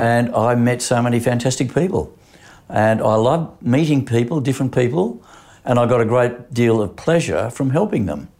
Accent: Sydney, New South Wales, Australia; also born or lived in Petersham; I grew up in, uh, Concord West initially. We then moved to Petersham

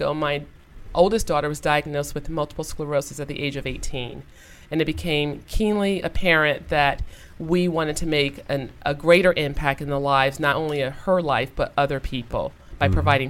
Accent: Toledo, Ohio, United States; moved away; I'm originally from Toledo, Ohio.

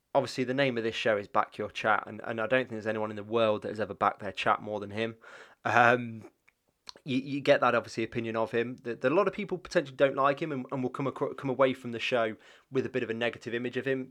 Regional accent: England, United Kingdom; growing up in England, um, sort of the nineties

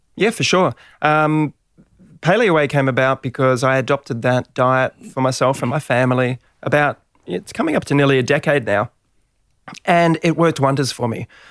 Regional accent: Gold Coast, Queensland, Australia; moved away; also born or lived in Melbourne / Sydney; I was a surfer from the Gold Coast

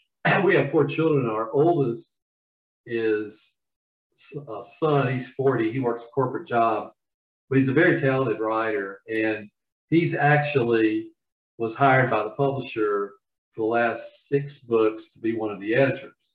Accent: Georgia, United States; accent: Southern; now in Charlotte, United States; I'm from Georgia originally

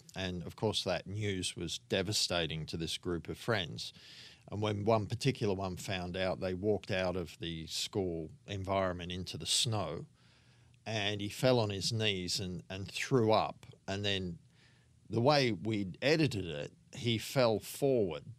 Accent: Sydney, New South Wales, Australia; also born or lived in England; I grew up in Sydney on the northern beaches

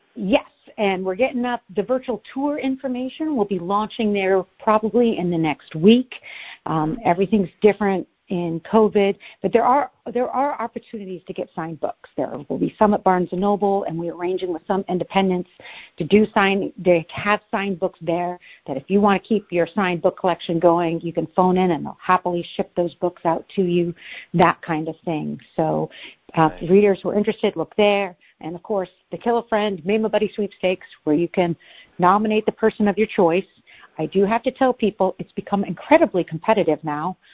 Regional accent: Oregon, United States; now in New Hampshire, United States; I grew up in Oregon. I'm now in the mountains of New Hampshire.

